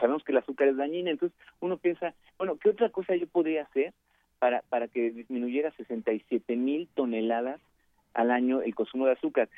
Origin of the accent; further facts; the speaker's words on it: Mexico; como mexicanos